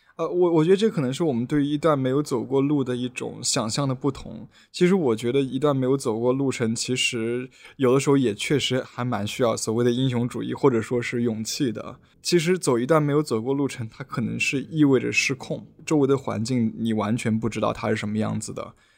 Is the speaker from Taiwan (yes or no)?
no; Hefei, Anhui, China; moved away as an adult; also born or lived in Zhuhai; now in Hong Kong; 我目前是居住在香港，对，但是我是一个合肥人，对，在合肥生活应该算最长，十八年